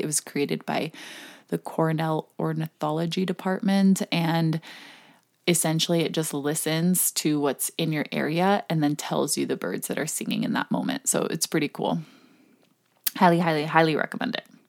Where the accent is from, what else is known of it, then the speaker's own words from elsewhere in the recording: Hong Kong; moved away; growing up in Hong Kong